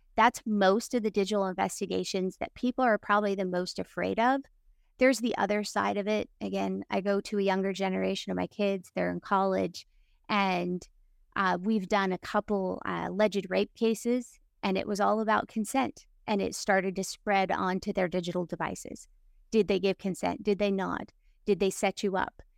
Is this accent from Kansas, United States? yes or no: no; Utah, United States; moved away; I was from Utah